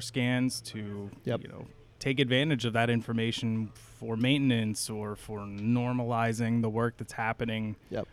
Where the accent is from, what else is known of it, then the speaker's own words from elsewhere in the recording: central Pennsylvania, United States; moved away as an adult; now in Philadelphia, United States; I grew up in central Pennsylvania, but I'm currently living in suburban Philadelphia